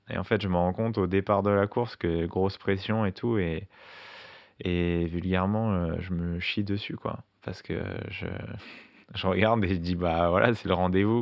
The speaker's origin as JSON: {"language": "French", "town": "La Courneuve", "region": "Île-de-France", "country": "France", "said": "je viens de la Courneuve en hein, dans le 93"}